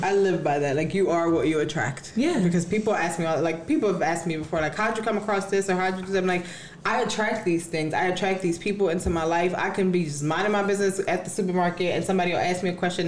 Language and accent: English; Philadelphia, Pennsylvania, United States; I'm from North Philly.